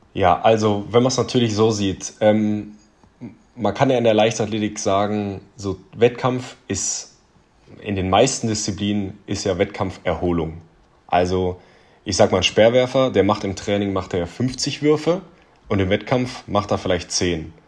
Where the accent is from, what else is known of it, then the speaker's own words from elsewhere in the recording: Southern Germany, Germany; also born or lived in Ulm; ich komme ja aus Süddeutschland, also ich lebe in Ulm, 100 Kilometer von München entfernt